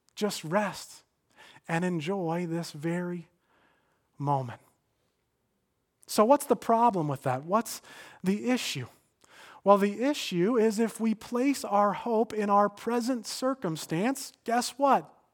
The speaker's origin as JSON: {"language": "English", "town": "Stamford", "region": "Connecticut", "country": "United States", "tie": "born or raised there", "said": "I came back to my hometown of Stamford"}